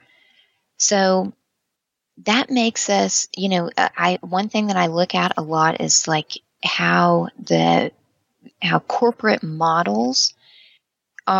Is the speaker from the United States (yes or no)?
yes; United States; as an American